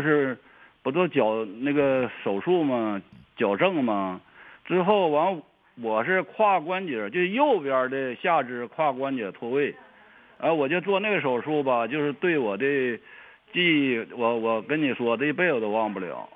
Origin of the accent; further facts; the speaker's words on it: Changchun, Jilin, China; 我是长春人呐，长春市的